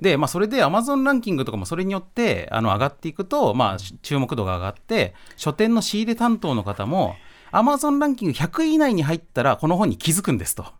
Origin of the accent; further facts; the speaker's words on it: Shizuoka, Japan; 僕静岡育ちなので、ええ、もう中学高校の頃もですねあの自転車で通って